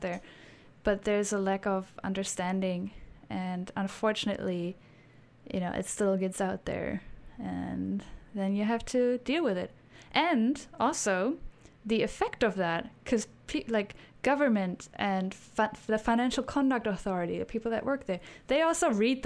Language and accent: English; Germany; growing up in Germany